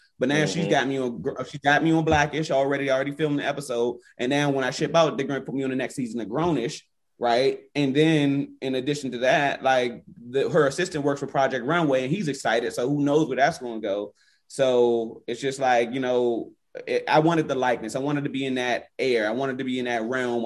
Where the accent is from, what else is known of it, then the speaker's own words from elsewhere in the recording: Washington, District of Columbia, United States; I grew up, born and raised in Northwest DC